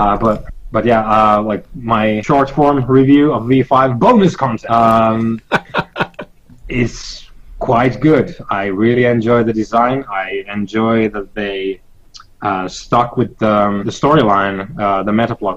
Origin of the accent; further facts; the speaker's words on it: Finland; I'm from Finland